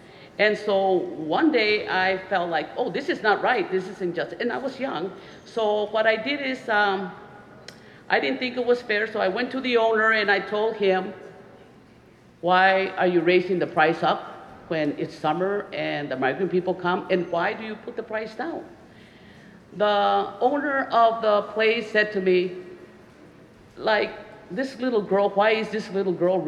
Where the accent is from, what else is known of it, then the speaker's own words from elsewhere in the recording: Laredo, Texas, United States; I am from Laredo, Texas. I am the sixth in my family of 15 brothers and sisters.